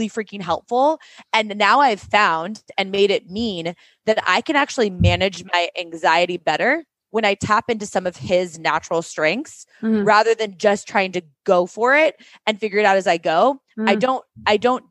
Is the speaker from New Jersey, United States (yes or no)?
no; Seattle, Washington, United States; moved away as an adult; also born or lived in New York City; we both grew up there